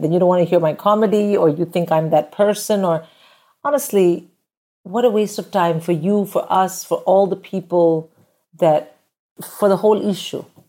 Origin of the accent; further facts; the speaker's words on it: India; moved away as an adult; I grew up in India where getting married and having a kid is just, it's just the done thing